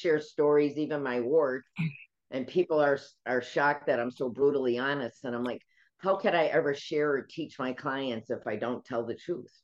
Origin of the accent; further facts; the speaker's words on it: Chicago, Illinois, United States; moved away as an adult; now in Florida, United States; I'm a Chicagoan. We don't have hurricanes